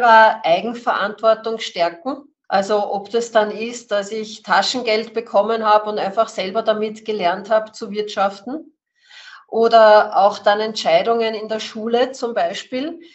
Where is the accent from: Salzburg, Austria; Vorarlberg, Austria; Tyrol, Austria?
Salzburg, Austria; ich bin in Salzburg aufgewachsen